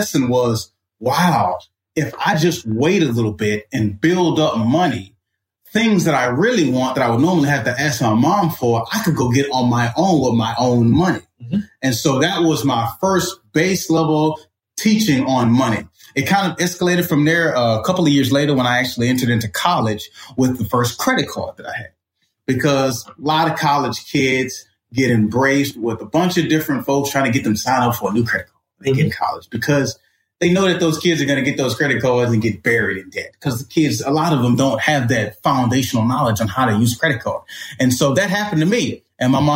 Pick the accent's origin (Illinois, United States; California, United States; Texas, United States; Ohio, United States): Texas, United States; Port Arthur; I grew up in Port Arthur, Texas